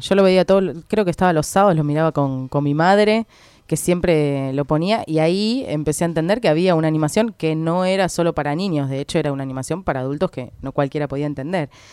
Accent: Argentina; como buen argentino

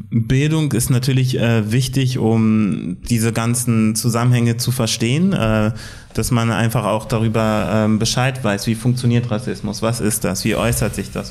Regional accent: Germany; Ich habe auch einen deutschen Pass. Ich bin auch Deutscher. Ich bin, Uwe, ich bin auch Deutscher.

